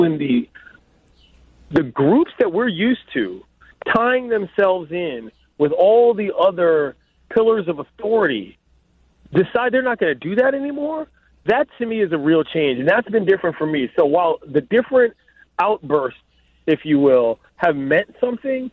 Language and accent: English; Washington, District of Columbia, United States; I'll start with my hometown first. D.C. is in a very difficult and different position than a lot of cities